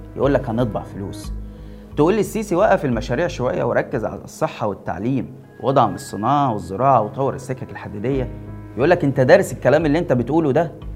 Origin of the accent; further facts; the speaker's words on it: Egypt; عندنا في مصر